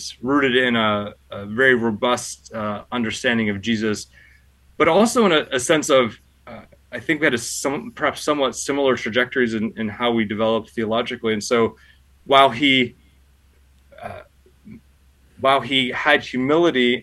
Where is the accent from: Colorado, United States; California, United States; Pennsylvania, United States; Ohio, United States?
Pennsylvania, United States; moved away as an adult; also born or lived in Baltimore / Germany / Chicago; now in Washington, D.C., United States; I grew up in the Church of the Brethren in Pennsylvania